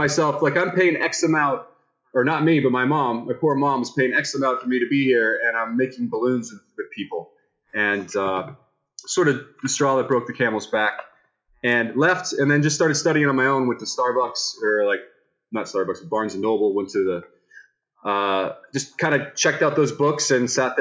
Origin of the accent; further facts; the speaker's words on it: Tampa, Florida, United States; I'm from Tampa, Florida